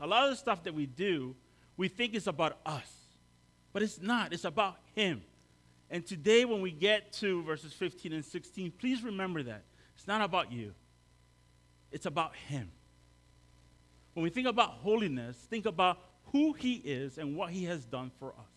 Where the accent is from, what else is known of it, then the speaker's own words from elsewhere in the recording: El Salvador; now in Maryland, United States; I'm from El Salvador